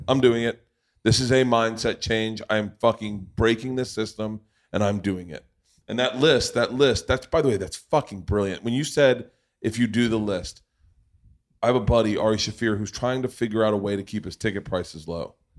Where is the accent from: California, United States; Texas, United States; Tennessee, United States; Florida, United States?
Florida, United States; Tampa; I grew up in Tampa.